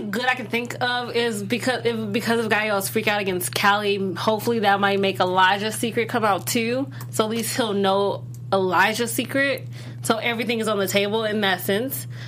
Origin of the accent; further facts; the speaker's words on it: Illinois, United States; I'm from Illinois